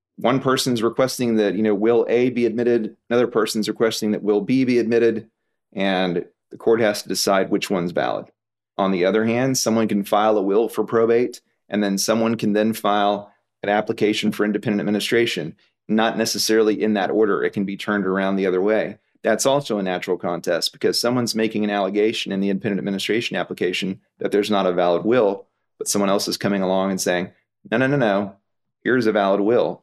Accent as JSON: {"language": "English", "town": "Houston", "region": "Texas", "country": "United States", "tie": "born or raised there", "lives_now": "Fort Worth, United States", "said": "I was born in Houston, but now I live in Fort Worth"}